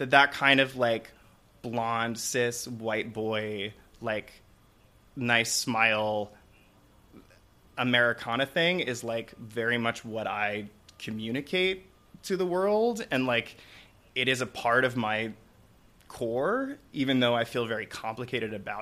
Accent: Suffern, New York, United States; From Suffern. It's in Rockland County.

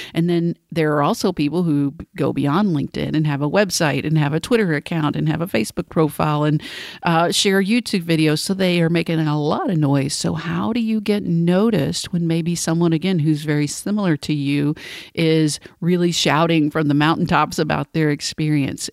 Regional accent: Cleveland, Tennessee, United States; moved away; I'm coming to you today from Cleveland, Tennessee, my hometown, from my childhood bedroom, actually, where I'm visiting family over the weekend

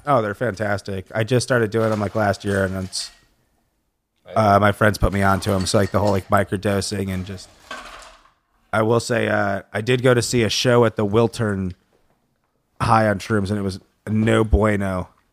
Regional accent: Lansing, Michigan, United States; now in Los Angeles, United States; I'm from Lansing, Michigan

